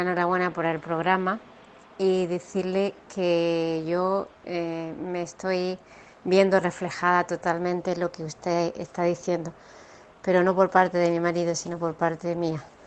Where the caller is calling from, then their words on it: Granada, Andalusia, Spain; Llamo desde Granada